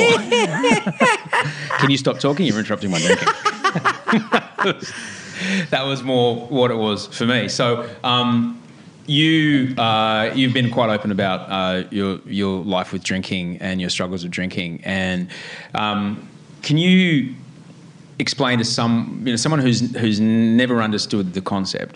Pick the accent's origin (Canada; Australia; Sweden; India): Australia; Brisbane, Queensland; when I grew up in in Brisbane